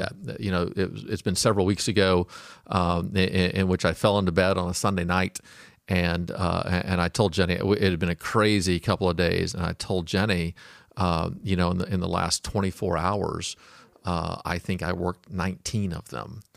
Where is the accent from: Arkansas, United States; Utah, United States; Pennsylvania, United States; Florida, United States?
Arkansas, United States; Fort Smith; now in Auburn, California, United States; I was born in Fort Smith, Arkansas